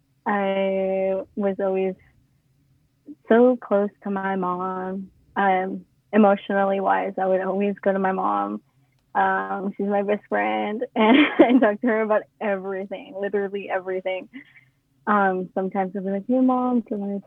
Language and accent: English; Auburn, California, United States; I was born and raised in Auburn